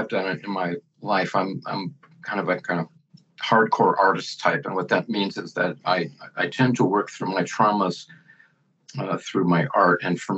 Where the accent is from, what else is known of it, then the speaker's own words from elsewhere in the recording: Helsinki, Uusimaa, Finland; I was born in Helsinki, Finland, about 69 years ago.